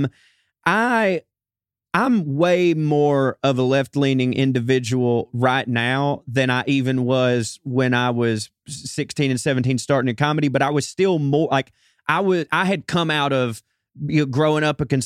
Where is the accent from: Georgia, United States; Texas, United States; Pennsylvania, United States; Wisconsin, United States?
Georgia, United States; when I was 16 and 17 doing that stuff in Georgia